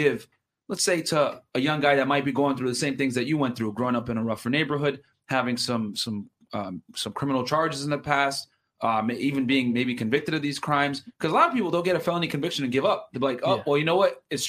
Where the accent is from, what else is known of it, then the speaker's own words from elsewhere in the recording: Connecticut, United States; moved away; I'm from Connecticut originally.